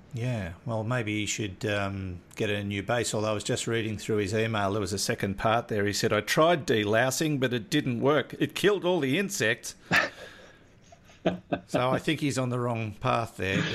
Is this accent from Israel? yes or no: no; Maitland, New South Wales, Australia; also born or lived in Newcastle, New South Wales; I grew up in Maitland